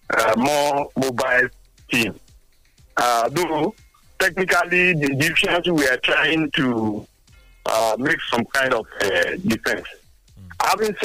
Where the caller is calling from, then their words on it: Togo; I'm calling from Togo.